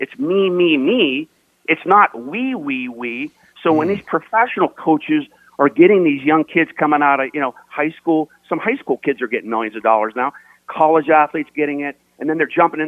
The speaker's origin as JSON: {"language": "English", "town": "Latrobe", "region": "Pennsylvania", "country": "United States", "tie": "born or raised there", "said": "I grew up in Latrobe, right? Where they train every summer, right?"}